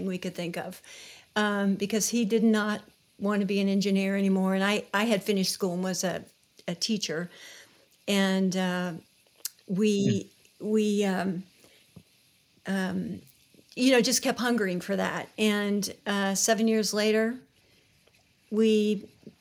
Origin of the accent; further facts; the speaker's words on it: Indianapolis, Indiana, United States; moved away as an adult; also born or lived in Youngstown, Ohio / Cambodia; Jeff and I grew up in Indianapolis